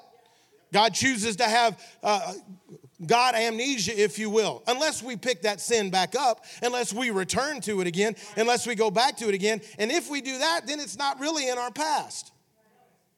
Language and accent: English; Memphis, Tennessee, United States; I grew up in Memphis, Tennessee